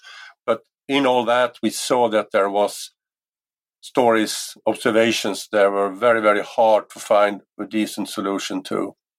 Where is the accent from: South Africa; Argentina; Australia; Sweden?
Sweden; Mariestad, Västra Götaland; in 1974, when I was 16 years of age, I started my own UFO society in my hometown of Mariestad